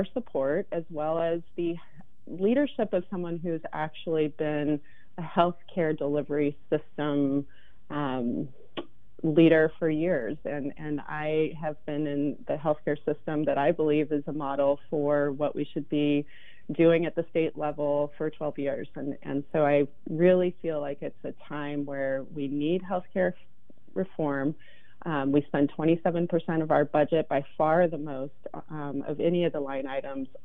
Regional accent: outside of Seattle, Washington, United States; moved away as an adult; also born or lived in Denver; now in Portland, United States; I grew up outside of Seattle in a working class

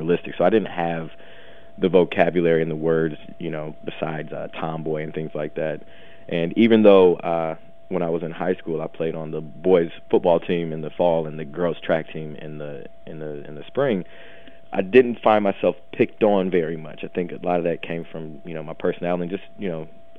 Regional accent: Midwest, United States; I grew up in the Midwest.

